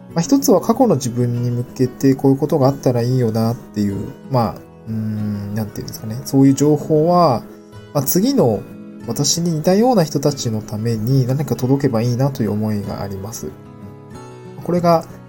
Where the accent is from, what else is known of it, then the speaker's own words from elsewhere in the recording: Niigata, Japan; moved away as an adult; also born or lived in Aomori Prefecture; now in Tokyo, Japan; 私の場合はですね、あの、出身が新潟県で